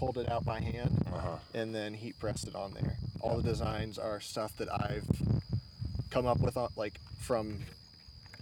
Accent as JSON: {"language": "English", "region": "Indiana", "country": "United States", "said": "I'm from Indiana"}